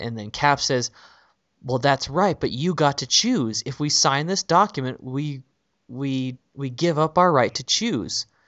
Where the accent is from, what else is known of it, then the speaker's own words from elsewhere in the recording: San Jose, California, United States; my hometown is San Jose